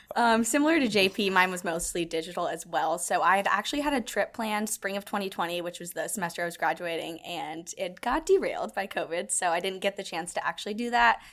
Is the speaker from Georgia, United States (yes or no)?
yes; Atlanta, Georgia, United States; now in Houston, United States; I'm from Atlanta